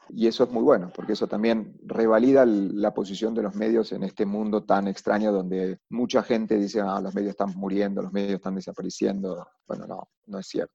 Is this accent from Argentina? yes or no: yes; Argentina; moved away as an adult; now in Bogotá, Colombia; soy argentino